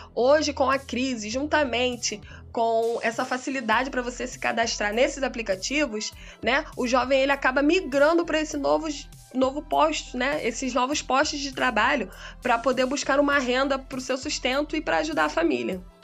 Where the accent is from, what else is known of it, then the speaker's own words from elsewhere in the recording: Brasília, Federal District, Brazil; sou de Brasília, Distrito Federal, da Quebrada do Riacho Fundo